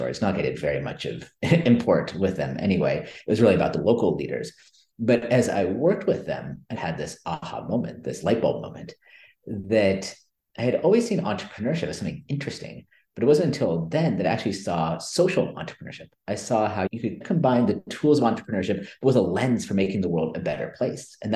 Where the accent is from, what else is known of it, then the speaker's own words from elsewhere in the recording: Silicon Valley Bay Area, California, United States; I grew up in the Silicon Valley Bay Area. So I grew up in the big tech boom